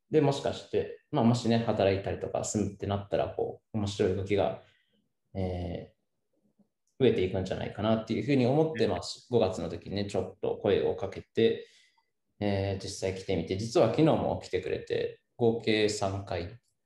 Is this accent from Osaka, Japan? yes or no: no; Seki, Gifu, Japan; moved away as an adult; now in Kiso, Japan; 僕もたッくもその岐阜県の、まあ、関市の、まあ、山奥の出身